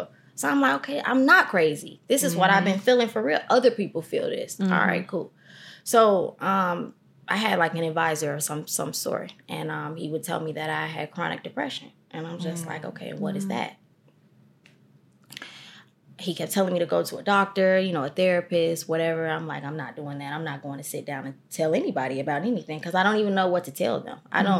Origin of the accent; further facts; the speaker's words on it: Chicago, Illinois, United States; I am from Chicago, from the east side of Chicago. Not the avenues. I'm from South Shore.